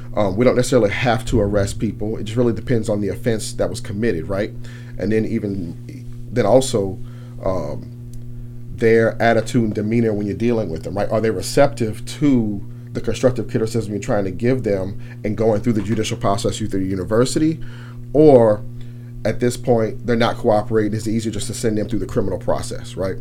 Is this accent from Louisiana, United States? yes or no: yes; New Orleans, Louisiana, United States; moved away as an adult; also born or lived in Thibodaux, Louisiana; I'm actually born and raised in New Orleans. I grew up on the West Bank.